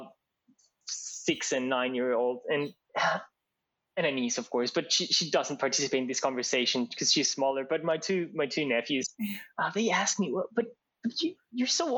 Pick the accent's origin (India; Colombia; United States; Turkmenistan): Colombia; moved away as an adult; now in Australia; last time I went back to Colombia, I felt that a lot of things felt more to me like home in Australia than in Colombia